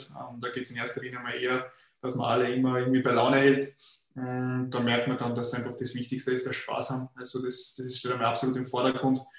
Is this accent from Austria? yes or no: yes; Linz, Upper Austria, Austria; Ich bin ja in Linz in der Stadt aufgewachsen